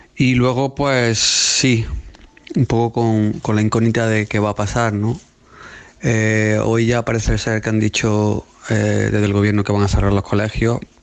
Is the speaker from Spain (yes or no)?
yes; Spain; now in United Kingdom; Yo como español